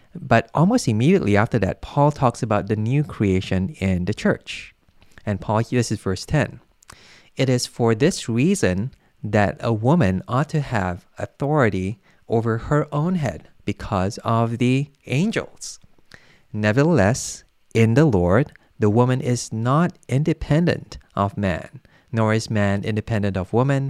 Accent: Malaysia; I come from Malaysia

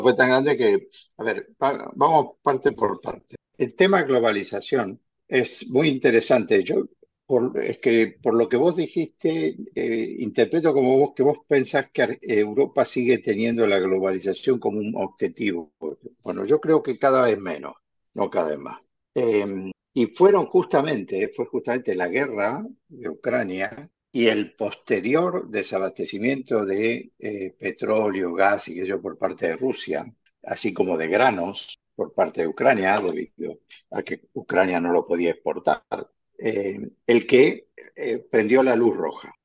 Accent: Argentina; now in Spain; yo soy argentino y como argentino prefiero que se exporte carne argentina

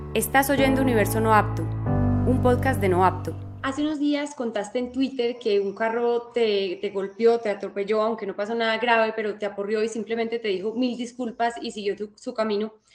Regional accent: Colombia; nosotros como colombianos

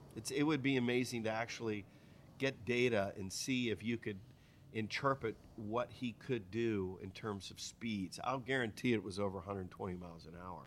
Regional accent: Pennsylvania, United States; also born or lived in Michigan; I was from Pennsylvania after Michigan. I went from Michigan to Pennsylvania

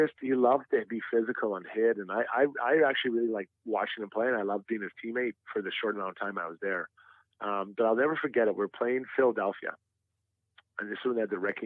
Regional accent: Edmonton, Alberta, Canada; Edmonton, my hometown.

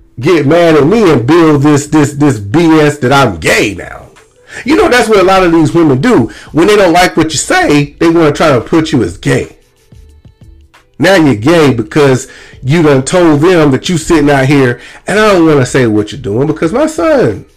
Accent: Lumberton, Mississippi, United States; moved away as an adult; I am from Lumberton, Mississippi. I was not born and raised in Lumberton, but I was raised in Lumberton since the fifth grade

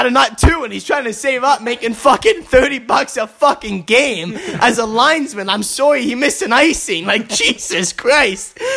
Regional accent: Vancouver, British Columbia, Canada; I'm from Vancouver

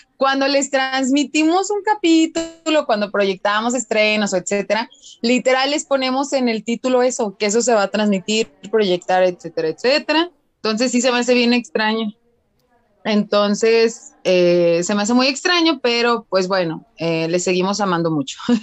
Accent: Mexico; Yo también soy mexicana

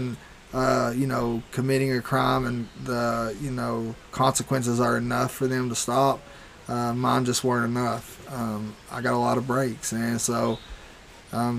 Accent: Roane County, Tennessee, United States; outside of my hometown

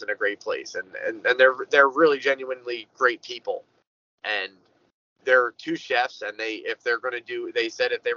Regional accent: Philadelphia, Pennsylvania, United States; I come from South Philly

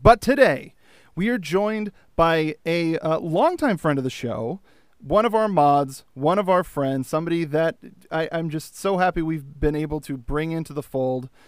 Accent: California, United States; I'm from Earth, California

